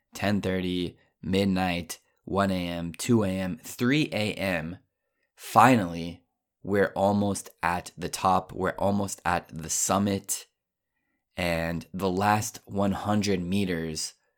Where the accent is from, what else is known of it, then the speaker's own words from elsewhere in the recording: Colorado, United States; also born or lived in Japan; I'm from Colorado. I'm used to the high elevation